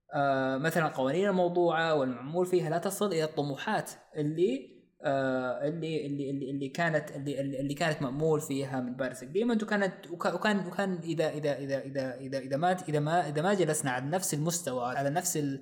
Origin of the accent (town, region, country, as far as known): Saudi Arabia